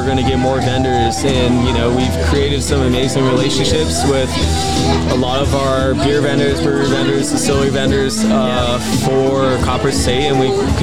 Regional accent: Arizona, United States; moved away as an adult; I grew up in Arizona and moved away for pretty much my early drinking years

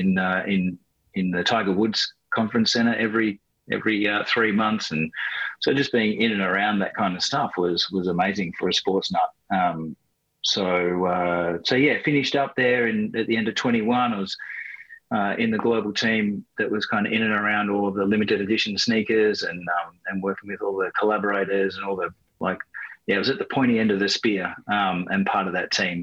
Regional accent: Australia; growing up in Australia.

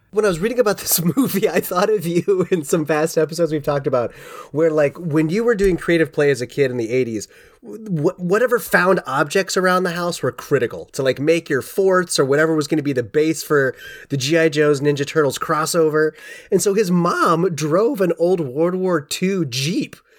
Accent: Cincinnati, Ohio, United States; most of my youth was growing up in Cincinnati

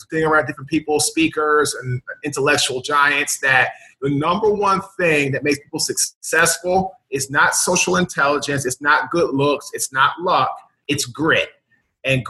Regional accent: Washington, District of Columbia, United States; I'm from Washington, D.C.

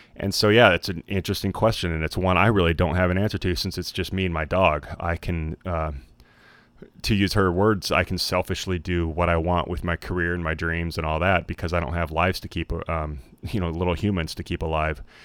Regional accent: Idaho, United States; I was born in Idaho, where I wouldn't or I, wa, I was, like, spent most of my, like, col-, or, uh, co, uh, school days in Idaho.

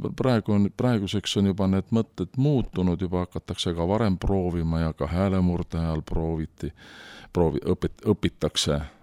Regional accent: Tartu, Tartu County, Estonia; ma olen sündinud Tartus

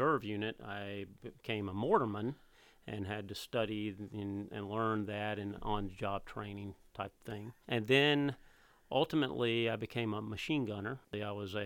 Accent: Montgomery, Alabama, United States; I grew up in Montgomery, Alabama, and I graduated

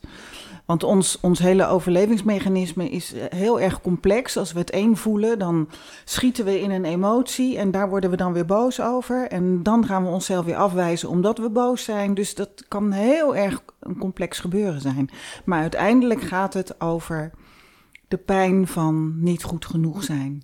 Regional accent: Rotterdam, South Holland, Netherlands; we komen uit Rotterdam

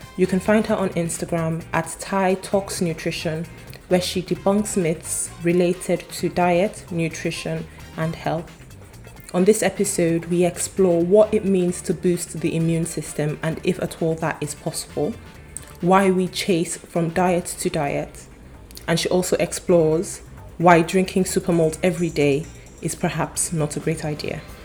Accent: Nigeria; I'm Nigerian

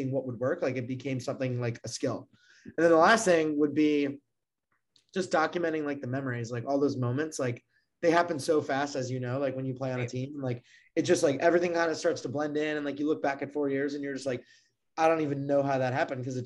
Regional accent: Maryland, United States; I grew up in Maryland

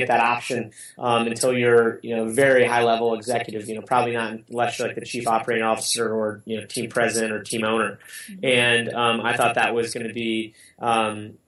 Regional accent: Cleveland, Ohio, United States; I worked for my hometown team, the Cleveland Browns

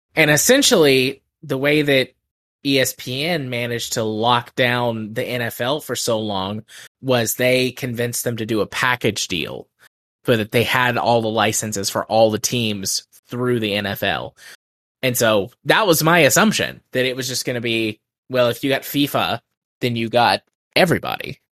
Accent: United States; As an American

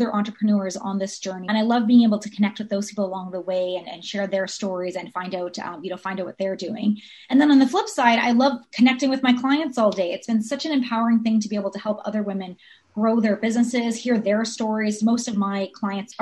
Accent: Ontario, Canada; now in Vancouver, Canada; I'm originally from Ontario

